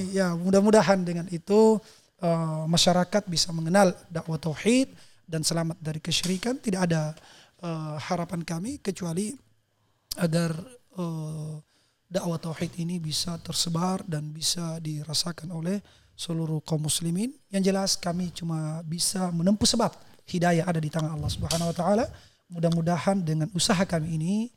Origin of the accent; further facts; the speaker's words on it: South Sulawesi, Indonesia; di kampung saya